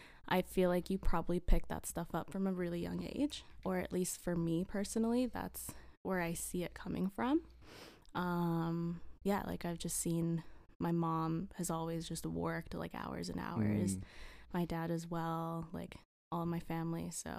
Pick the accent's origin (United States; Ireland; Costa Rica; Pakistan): Costa Rica; I'm from Costa Rica. I'm 23 years old.